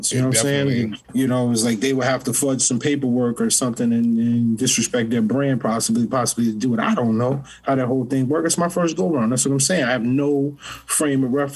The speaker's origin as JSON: {"language": "English", "town": "New Haven", "region": "Connecticut", "country": "United States", "also_born_or_lived": "South Carolina", "said": "I'm from New Haven, but I spent a lot of time in South Carolina"}